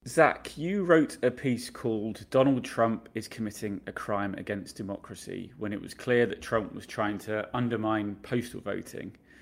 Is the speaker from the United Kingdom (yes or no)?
yes; United Kingdom; now in United States